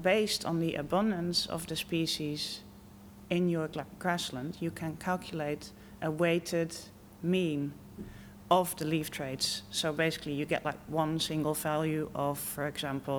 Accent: Netherlands; moved away as an adult; also born or lived in Wageningen, Netherlands; now in United Kingdom; I'm from the Netherlands.

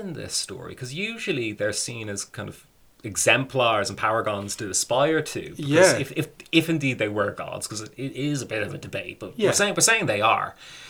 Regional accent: Ireland; we're the Irish.

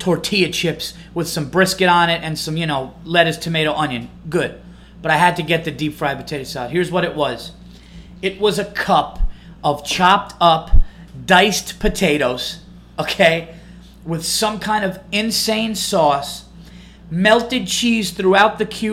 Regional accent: New York, United States; I'm from New York

